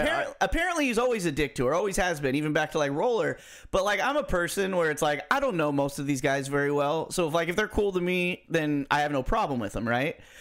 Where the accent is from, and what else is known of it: United States